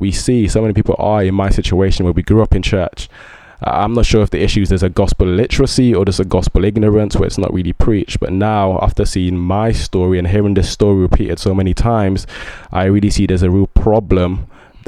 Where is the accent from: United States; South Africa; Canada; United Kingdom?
United Kingdom; England; also born or lived in Ibadan, Oyo State, Nigeria; I moved to the UK when I was 6